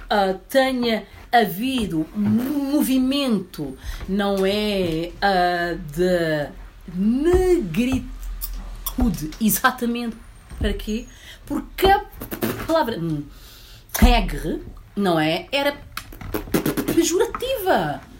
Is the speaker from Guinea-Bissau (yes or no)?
yes; Guinea-Bissau; eu não, eu sou guinense.